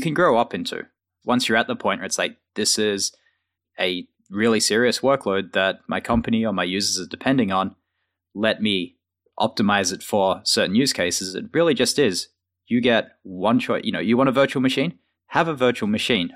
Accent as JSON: {"language": "English", "country": "Australia", "moved": "as an adult", "lives_now": "United States", "said": "being an Australian working at Microsoft in the U S."}